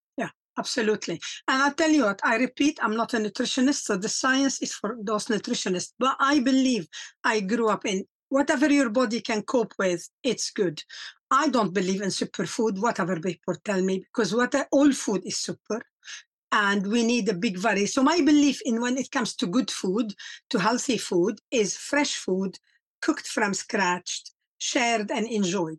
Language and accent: English; Lebanon; moved away as an adult; also born or lived in South Africa; now in England; I am from Lebanon. Uh, I grew up and, and I lived 20 years of war